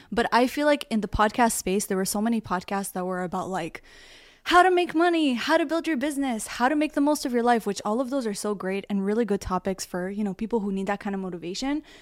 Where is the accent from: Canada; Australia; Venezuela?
Canada; Toronto, Ontario; I'm from Toronto, Canada